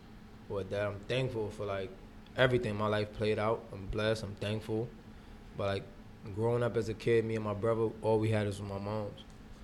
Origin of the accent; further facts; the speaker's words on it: St. Vincent & Grenadines; So I'm tough. Like, and I'm from the Caribbean, so.